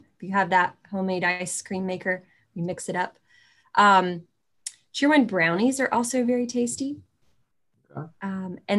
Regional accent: Piedmont, Lexington area, North Carolina, United States; You know, where I'm from, it's more that Piedmont, Lexington style barbecue.

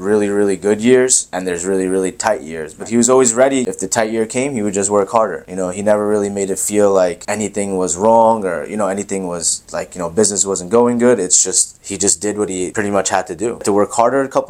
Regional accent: Long Island, New York, United States; also born or lived in Queens, New York; I'm from Queens, New York originally. So my parents had that dream early and I came to Long Island when I was one. We moved here

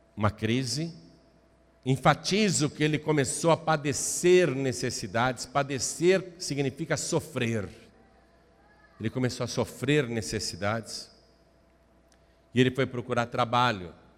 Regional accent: Brazil; eu sou brasileiro

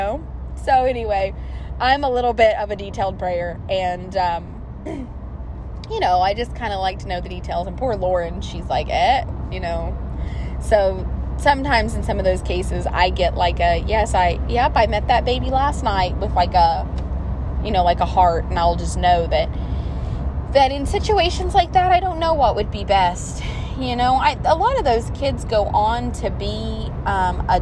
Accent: the South, United States; I'm from the South

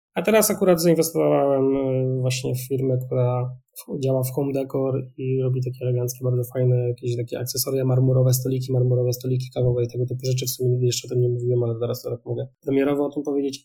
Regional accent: Wrocław, Lower Silesian Voivodeship, Poland; jestem z Wrocławia, ja rozmawiam teraz z Wrocławia

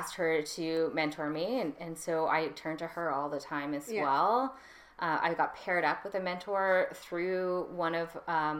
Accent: Canada; I grew up in Canada.

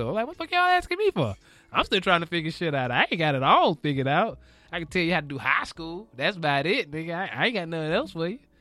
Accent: the South, United States; also born or lived in Florida; now in Los Angeles, United States; I'm from the South.

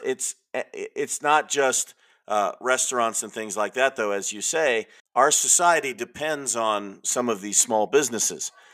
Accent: California, United States; I'm from California

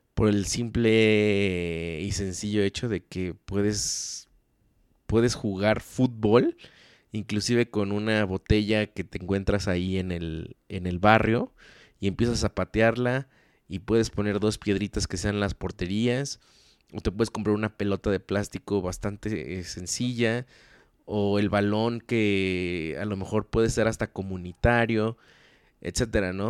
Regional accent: Mexico; como mexicanos

